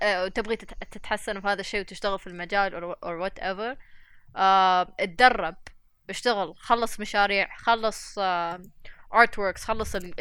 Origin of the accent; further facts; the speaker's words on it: United Arab Emirates; نحن الاماراتيين